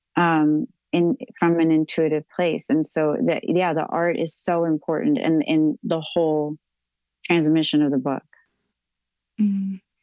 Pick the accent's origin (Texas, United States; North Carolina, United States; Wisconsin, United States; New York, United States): Texas, United States; I'm a Texan